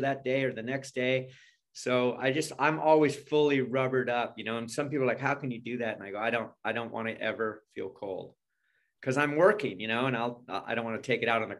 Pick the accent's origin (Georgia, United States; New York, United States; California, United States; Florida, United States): California, United States; also born or lived in Carmel, California / Los Angeles, California; I was born and raised in California. I was born in California, and I grew up in California. I've lived here all my life